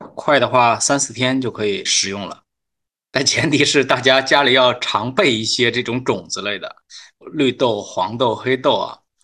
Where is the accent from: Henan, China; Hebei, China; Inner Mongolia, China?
Hebei, China; also born or lived in Beijing; now in Shanghai, China; 我是河北人，所以在河北的时候